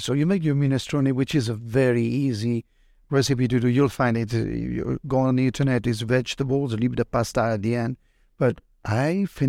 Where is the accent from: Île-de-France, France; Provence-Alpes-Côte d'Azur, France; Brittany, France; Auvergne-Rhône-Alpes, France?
Brittany, France; I'm from Brittany, France, where we have tons of oysters